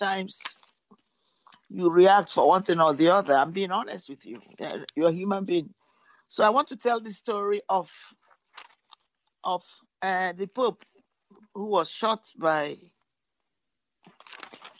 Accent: London, United Kingdom; moved away as an adult; also born or lived in Nigeria; now in Somerville, United States; I grew up in London too

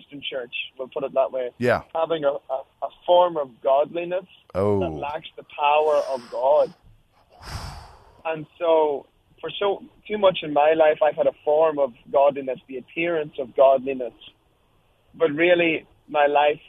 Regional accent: Ireland; moved away as an adult; now in United States; I'm an Irishman.

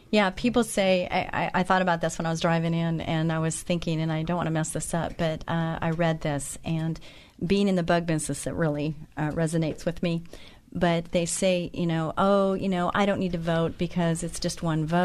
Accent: Santa Ana, California, United States; I was born in Santa Ana, so I am a native Californian, and I do remember the orange groves.

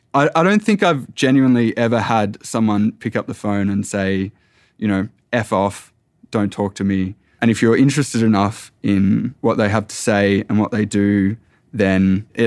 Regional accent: Echuca, Victoria, Australia; And I knew from my family growing up around Echuca and Moama, which is on the border of New South Wales and Victoria

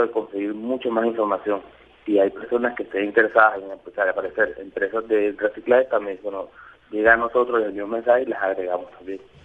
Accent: Barranquilla, Atlántico, Colombia; yo soy barranquillero, yo estoy en Barranquilla

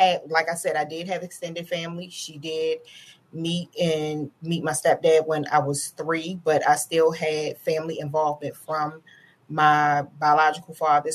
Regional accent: Baltimore, Maryland, United States; I grew up in the heart of Baltimore City. I grew up in Northwest Baltimore City, in an area called

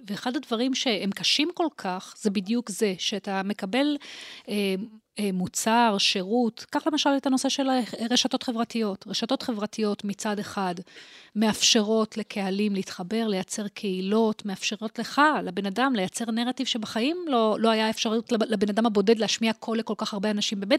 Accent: Holon, Tel Aviv District, Israel; אז אני נולדתי בתל אביב, חולון בעצם, בחולון. הוריי הגיעו מלבנון וסוריה. אה, וגדלתי אה, בחולון של שנות ה-70 וה-80, חגגתי לא מזמן 50 אפילו

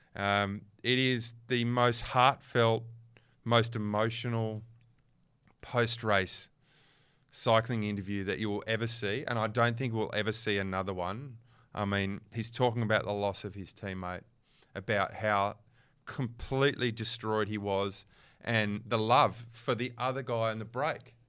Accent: Western Australia, Australia; I'm from West, I'm West Australian

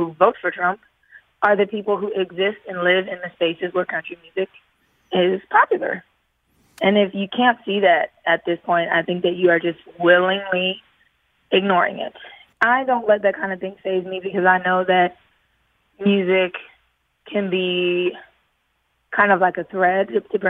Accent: the South, United States; I'm from the South. I know what it's like. I went to school with these kids.

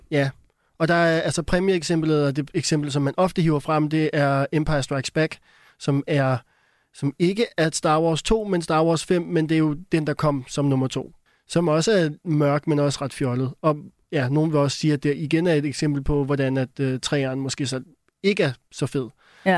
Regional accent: Denmark; jeg er dansker

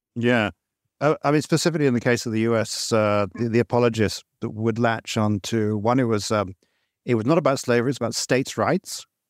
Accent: England, United Kingdom; now in Malaysia; I grew up in England and I, and I came back here to Malaysia

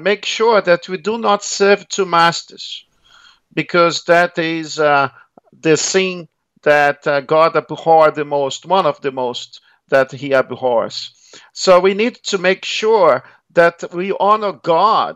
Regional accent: Rio de Janeiro, Brazil; accent: Brazilian; moved away as an adult; also born or lived in Melbourne, Australia; now in Australia; I was born in Rio

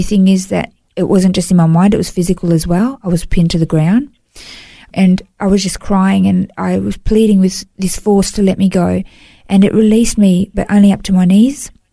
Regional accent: Melbourne, Victoria, Australia; moved away as an adult; now in Gold Coast, Australia; I grew up in Melbourne, um, in, in Victoria, and moved to the Gold Coast.

